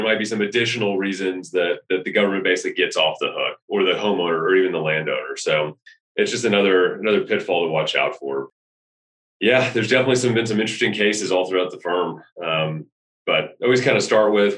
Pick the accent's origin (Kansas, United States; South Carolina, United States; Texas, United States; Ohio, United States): Texas, United States; We're from Texas